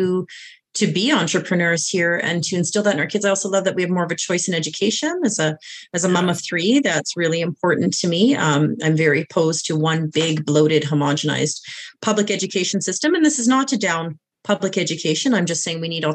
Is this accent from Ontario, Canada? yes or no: no; British Columbia, Canada; moved away as an adult; now in Alberta, Canada; I was actually born in BC, and then I went there and I moved here after high school. So I moved here when I was 18.